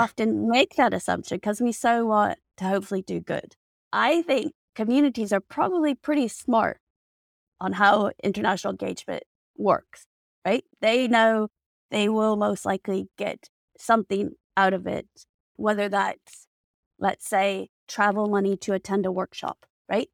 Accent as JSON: {"language": "English", "country": "United States", "said": "So I'm American."}